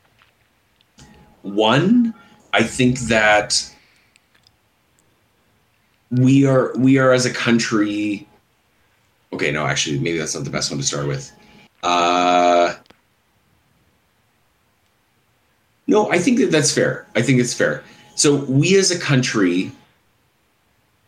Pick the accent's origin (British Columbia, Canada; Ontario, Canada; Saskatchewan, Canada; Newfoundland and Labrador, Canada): Saskatchewan, Canada; I'm from Saskatchewan